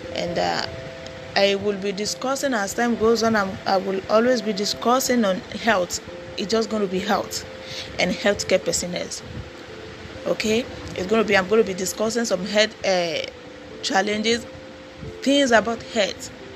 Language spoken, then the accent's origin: English; Nigeria; I'm from Nigeria